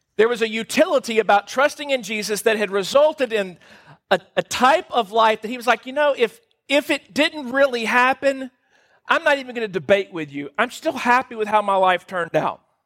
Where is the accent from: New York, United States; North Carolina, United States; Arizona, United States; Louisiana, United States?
Louisiana, United States; moved away; We're from Louisiana